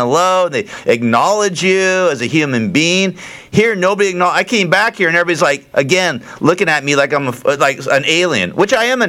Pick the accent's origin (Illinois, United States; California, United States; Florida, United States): California, United States; Los Angeles; also born or lived in Burbank; I grew up here. I'm a native. I was born in Burbank. I grew up in the Valley.